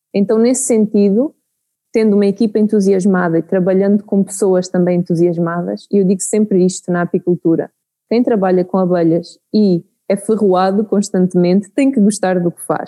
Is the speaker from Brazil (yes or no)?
no; Santarém, Centro, Portugal; moved away as an adult; now in Mozambique; cresci em Portugal, não é? perto da, da Serra de Aire e Candeeiros, então cresci num ambiente rural em Portugal